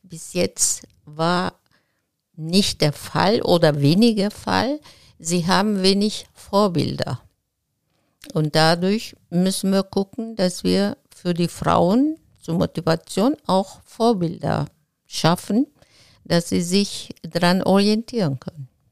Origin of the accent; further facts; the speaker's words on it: Izmir, Turkey; German is a second language; moved away as an adult; also born or lived in Regensburg, Germany; now in Remscheid, Germany; Ich bin in Izmir geboren